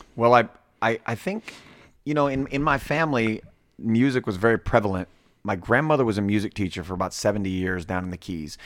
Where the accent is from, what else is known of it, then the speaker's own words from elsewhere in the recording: Florida, United States; also born or lived in Villa Hills, Kentucky; I'm back and forth between that and my hometown in Florida